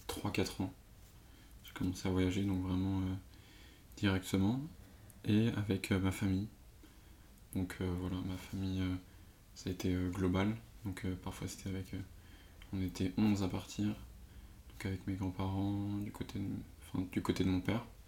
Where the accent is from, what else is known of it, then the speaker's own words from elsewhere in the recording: Paris suburbs, Île-de-France, France; je suis de banlieue parisienne